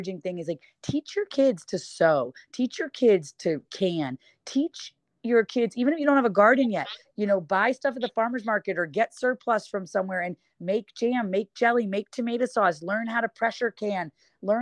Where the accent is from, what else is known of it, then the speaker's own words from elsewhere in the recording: Ithaca, New York, United States; now in California, United States; I grew up in Ithaca, New York